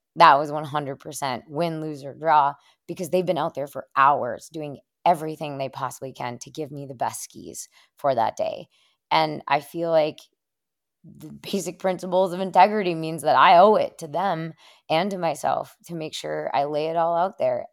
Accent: Afton, Minnesota, United States; moved away as an adult; now in Stratton, Vermont, United States; I'm originally from Minnesota

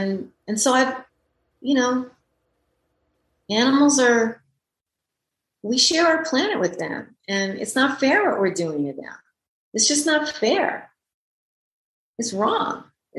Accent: France; I had a girlfriend when I was growing up in France. This was in rural France, where my mother is from, where I would spend my holidays and part of the school year when my parents weren't getting along.

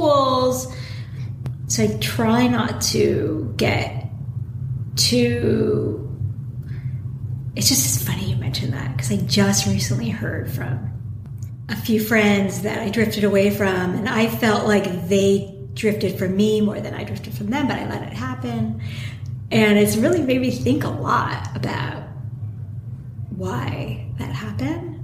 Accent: Los Angeles, California, United States; also born or lived in New York; I grew up in the Valley. I mean, I was a total Valley girl

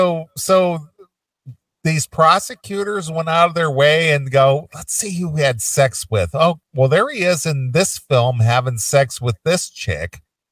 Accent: England, United Kingdom; being I'm from England and … is an Englishman.

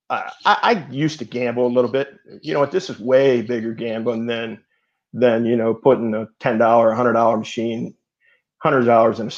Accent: outside of Philadelphia, Pennsylvania, United States; I grew up outside of Philadelphia

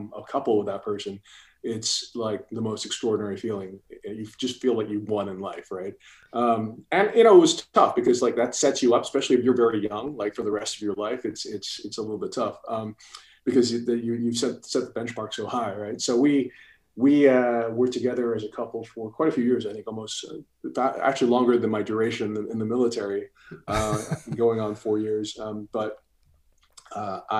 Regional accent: New York City, New York, United States; moved away as an adult; also born or lived in Singapore / San Diego; So I grew up in New York City, you know, but was born and raised there.

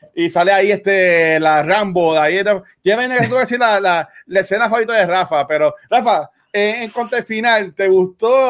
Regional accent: Canóvanas, Puerto Rico; soy de Canóvana

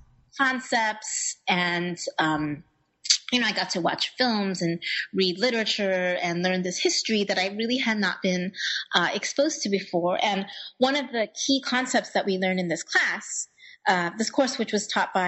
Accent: Indianapolis, Indiana, United States; I grew up in Indianapolis within a Chinese community, but it was a very small one

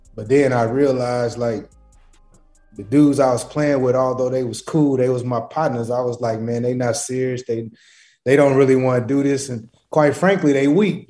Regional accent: Portland, Oregon, United States; I'm not, I'm not from Cali. I'm from Portland, Oregon

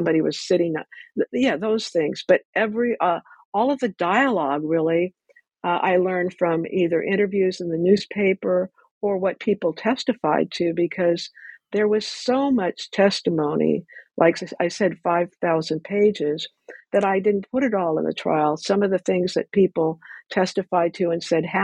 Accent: Ventura, California, United States; I grew up in Ventura

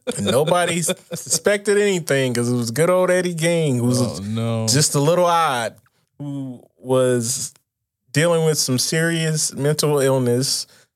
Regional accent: Milwaukee, Wisconsin, United States; I'm from Milwaukee

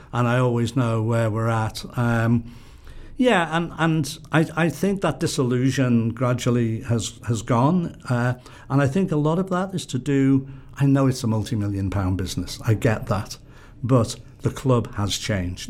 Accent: Liverpool, North West England, United Kingdom; I'm somebody who wants to be part of my hometown

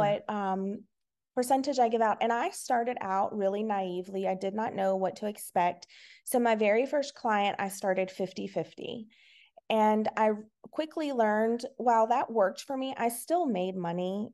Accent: Virginia, United States; I'm from Virginia. I have been here my whole entire life.

